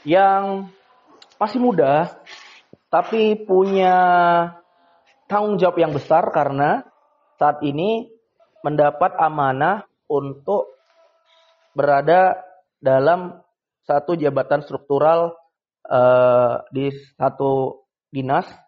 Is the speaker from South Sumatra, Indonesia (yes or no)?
no; Dumai, Riau, Indonesia; kebetulan saya juga putra daerah Kota Dumai dan bekerja untuk Kota Dumai dan uh, berkontribusi juga untuk Kota Dumai.